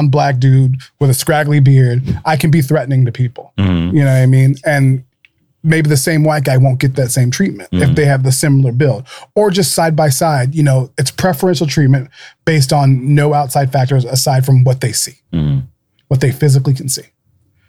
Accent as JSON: {"language": "English", "town": "Dayton", "region": "Ohio", "country": "United States", "said": "I'm from Dayton originally"}